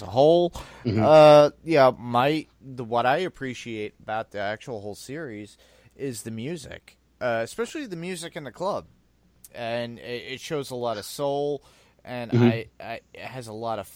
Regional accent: New York City, New York, United States; I grew up in Staten Island, I was in the middle of the island

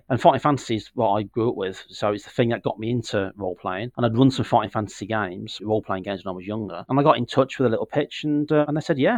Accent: the Midlands of England, United Kingdom; moved away as an adult; now in Northampton, United Kingdom; I'm originally from the Midlands of England, a very historical, sort of very, very full of history, where Tolkien used to live

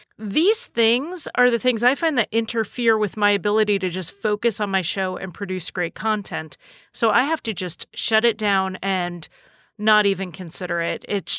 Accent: New England, United States; accent: slightly New England; my accent is slightly New England

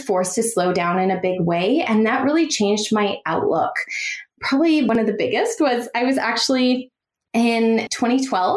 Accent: Canada; now in San Francisco Bay Area, United States; I am Canadian, born and raised

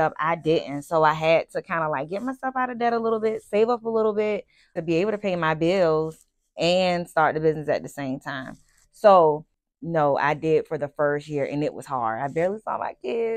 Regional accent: Savannah, Georgia, United States; I'm born and raised in Savannah, Georgia

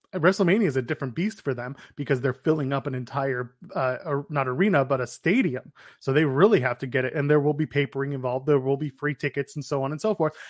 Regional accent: Canada; we're Canadian

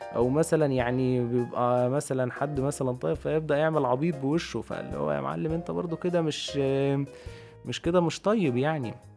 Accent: Egypt; عندنا في مصر

